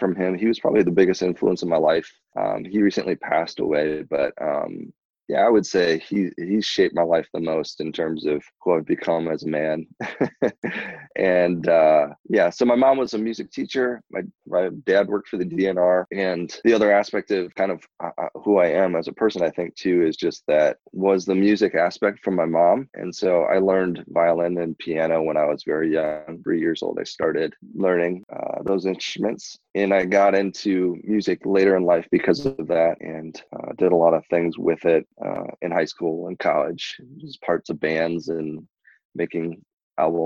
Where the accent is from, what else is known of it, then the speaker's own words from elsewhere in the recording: Burlington, Wisconsin, United States; also born or lived in Seoul, South Korea; So I was brought over here 3 months old and raised here in Burlington, which is actually where I currently reside